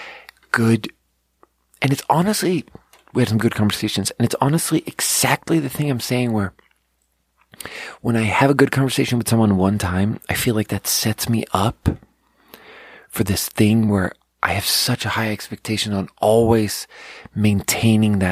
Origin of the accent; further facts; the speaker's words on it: Sweden; now in United States; I'm not an American, so I just, like, just play the Swedish card and just be like, look, these are not my politics, because I'm from a different country.